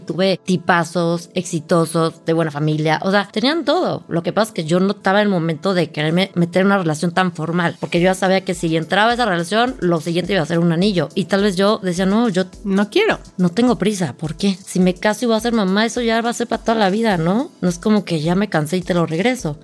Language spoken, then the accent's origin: Spanish; Cuernavaca, Morelos, Mexico; moved away as an adult; now in Mexico City, Mexico; yo nací en México, crecí en Cuernavaca